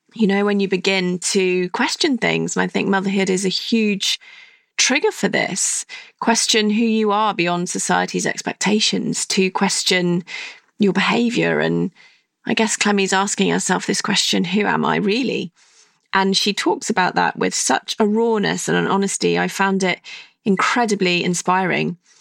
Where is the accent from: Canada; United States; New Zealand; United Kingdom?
United Kingdom; Stratford-upon-Avon, West Midlands; where I grew up in Stratford upon Avon